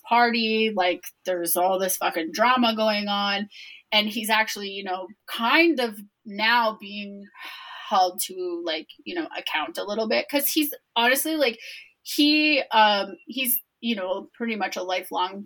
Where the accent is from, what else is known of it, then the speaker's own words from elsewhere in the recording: Toronto, Ontario, Canada; I was born in Toronto